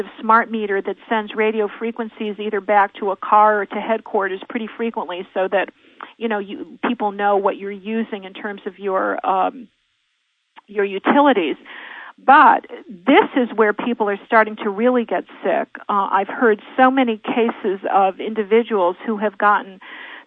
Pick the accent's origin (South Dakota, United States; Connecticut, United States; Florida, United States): Connecticut, United States; also born or lived in Santa Monica; now in Idaho, United States; I'm from the East Coast. I'm a Connecticut Yankee by birth.